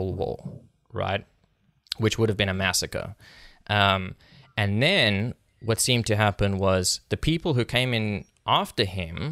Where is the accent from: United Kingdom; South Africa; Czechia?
South Africa; moved away; I'm from South Africa, like I was born and raised there